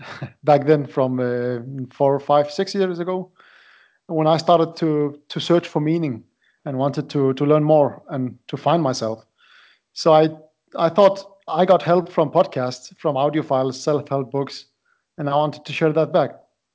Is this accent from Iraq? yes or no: yes; Iraq; English is a second language; moved away as an adult; now in Denmark; I live in Denmark. I came from Iraq. I moved to Denmark in 2004. So I have been living here for quite time, 16 years already.